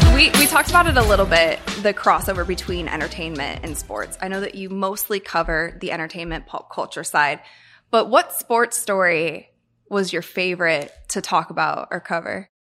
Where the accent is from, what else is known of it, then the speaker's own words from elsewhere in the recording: Akron, Ohio, United States; moved away; I'm from Akron, Ohio, and so I also don't live in Akron anymore